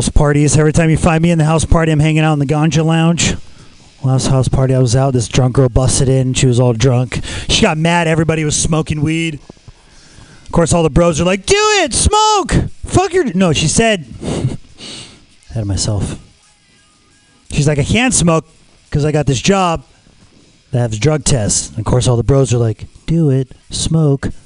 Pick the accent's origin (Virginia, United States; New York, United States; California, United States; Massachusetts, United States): California, United States; Los Angeles; I'm from Los Angeles